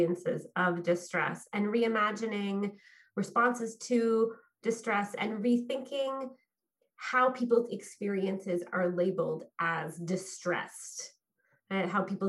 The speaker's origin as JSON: {"language": "English", "town": "Fredericton", "region": "New Brunswick", "country": "Canada", "tie": "born or raised there", "said": "I'm weathering COVID in my hometown of Fredericton, New Brunswick"}